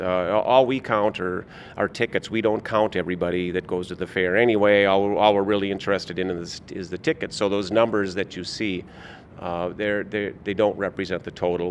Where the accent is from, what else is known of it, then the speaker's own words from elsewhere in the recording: Minnesota, United States; I grew up in Minnesota